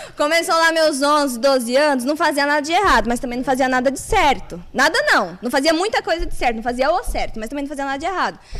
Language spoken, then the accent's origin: Portuguese; Palhoça, Santa Catarina, Brazil; also born or lived in São José, Santa Catarina; Eu nasci em São José, mas eu morei em Palhoça